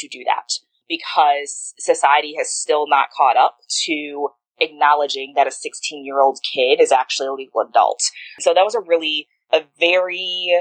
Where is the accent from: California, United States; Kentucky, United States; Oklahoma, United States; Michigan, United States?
Michigan, United States; Detroit; also born or lived in St. Louis; I was born in Detroit, Michigan. And I moved around every year of my childhood, pretty much. So from Detroit, moved around Detroit in the greater Detroit area. But I definitely identify as a Detroiter.